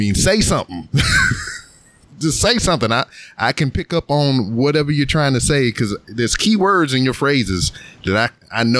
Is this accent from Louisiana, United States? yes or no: yes; Louisiana, United States; now in Houston, United States; I'm from Louisiana and they speak a whole bunch of Creole, like the older members of my family do.